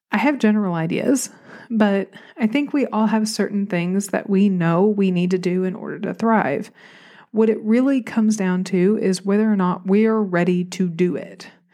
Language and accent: English; Arkansas, United States; accent: Southern; also born or lived in Buffalo, New York; I've always just felt like the random relative in Arkansas that didn't belong